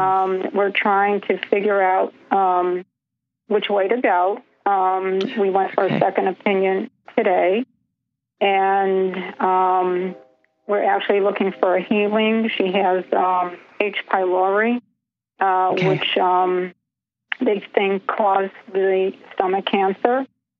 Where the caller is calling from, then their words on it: Chicago, Illinois, United States; I'm calling from Chicago, Illinois.